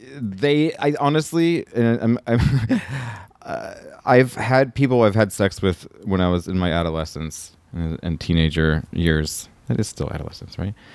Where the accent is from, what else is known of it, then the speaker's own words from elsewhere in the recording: the South, United States; now in California, United States; I'm from the South